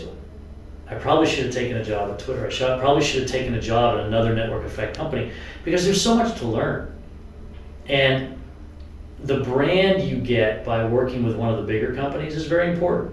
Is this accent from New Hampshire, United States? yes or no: yes; New Hampshire, United States; I come from New Hampshire